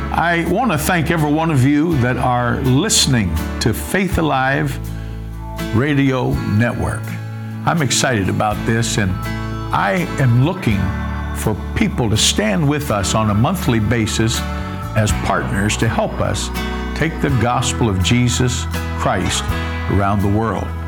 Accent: West Virginia, United States; I see you're from West Virginia. I said, Yes, sir

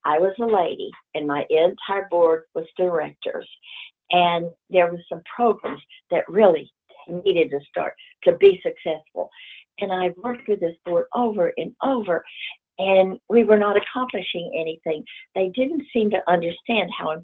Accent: Plano, Texas, United States; I grew up in Plano

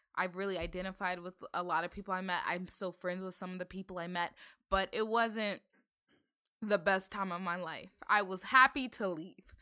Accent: Northern Virginia, United States; growing up in Virginia

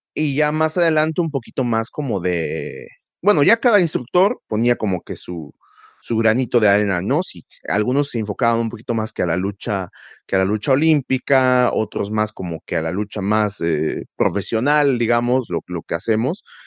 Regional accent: Tulancingo, Hidalgo, Mexico; yo crecí en Tulancingo

